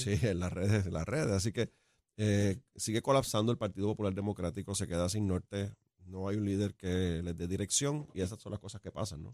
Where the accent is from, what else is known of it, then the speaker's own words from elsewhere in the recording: Ciales, Puerto Rico; yo soy de Ciales